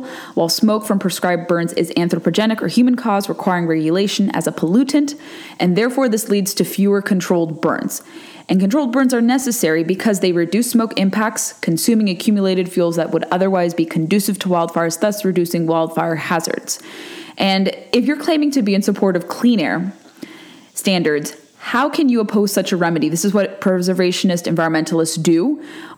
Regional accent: California, United States; moved away; from out west like I am. I'm from California

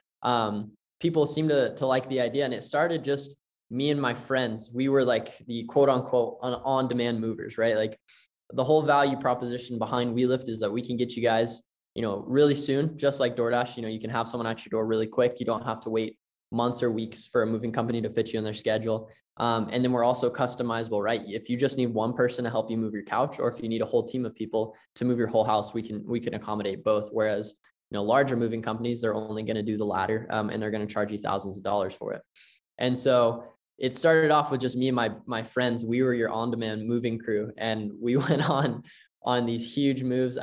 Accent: Tennessee, United States; moved away; also born or lived in Las Vegas; I'm from Tennessee originally

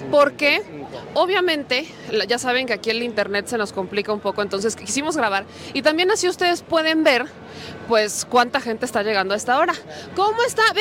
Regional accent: Mexico; ¿Qué como mexicanos, en este 15 de septiembre, ¿de qué nos deberíamos sentir orgullosos?

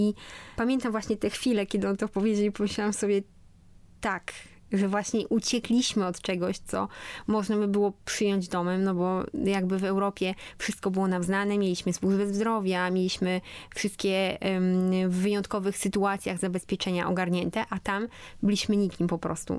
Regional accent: Poland; moved away as an adult; w Polsce, zanim w ogóle wyjechałam stąd

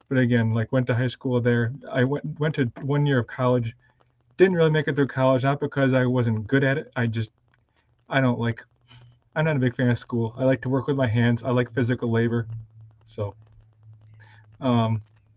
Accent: Spencerport, New York, United States; I grew up in Spencerport, which is a suburb of Rochester

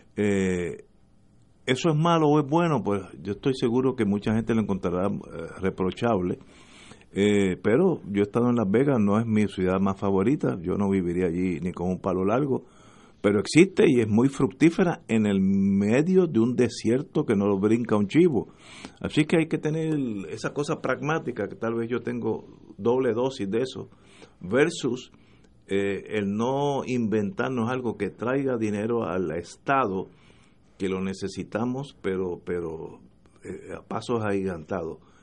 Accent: Puerto Rico; en Puerto Rico como somos colonia

